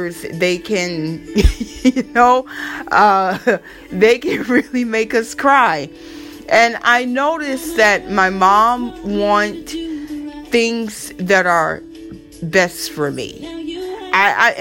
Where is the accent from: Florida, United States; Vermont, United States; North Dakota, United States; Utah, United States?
Florida, United States; accent: southern; moved away; also born or lived in New York City, United States; I am from Florida